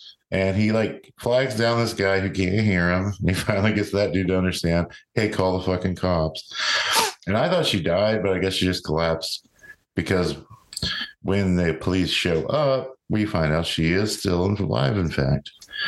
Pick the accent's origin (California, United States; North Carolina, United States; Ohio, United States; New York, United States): Ohio, United States; born there; I guess I like the Reds because I was born near Cincinnati.